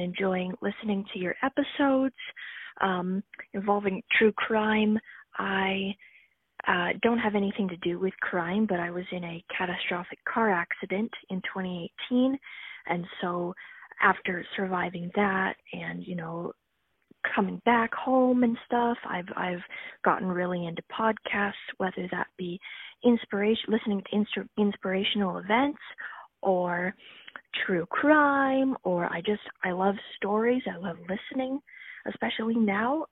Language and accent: English; Ontario, Canada; I am from Ontario